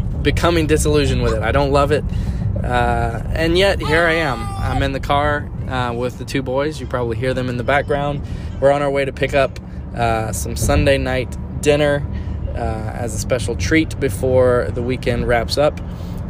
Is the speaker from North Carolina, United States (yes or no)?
no; South Louisiana, United States; I'm from South Louisiana and food is a way of life for us